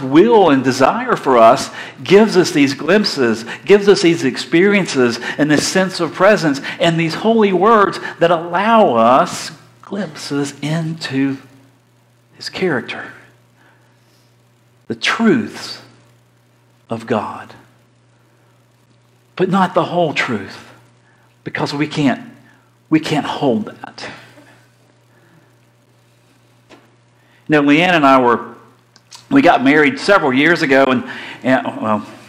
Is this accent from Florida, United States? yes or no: yes; Florida, United States; I'm from Florida.